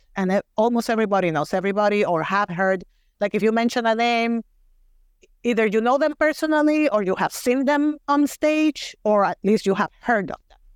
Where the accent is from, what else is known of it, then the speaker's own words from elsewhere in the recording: Mayagüez, Puerto Rico; accent: Puerto Rican; English is a second language; moved away as an adult; now in Wisconsin, United States; I went to a private Catholic school in my hometown of Mayagüez, Puerto Rico